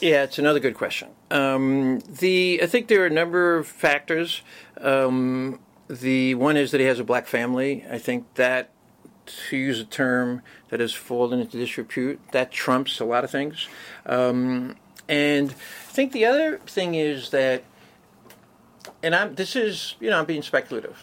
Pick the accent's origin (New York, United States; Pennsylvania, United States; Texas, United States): New York, United States; New York City; also born or lived in Manhattan; born and raised in Brooklyn, and moved to Manhattan after I graduated college